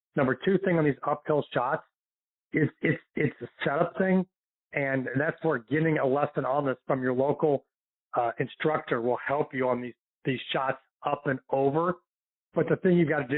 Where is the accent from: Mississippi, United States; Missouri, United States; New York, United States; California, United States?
Missouri, United States; St. Louis; now in Florida, United States; my hometown of St. Louis